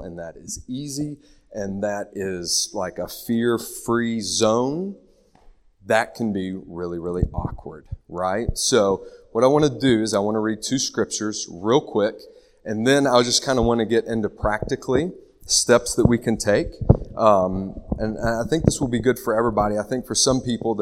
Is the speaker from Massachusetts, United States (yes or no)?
no; Nicholasville, Kentucky, United States; moved away as an adult; also born or lived in Lexington, Kentucky / Charlotte, North Carolina; I was born in Lexington. In first grade, my parents moved me to the wonderful place of Nicholasville, Kentucky. Went to good old Rosenwald Dunbar Elementary, West Middle, West High, and then went to WKU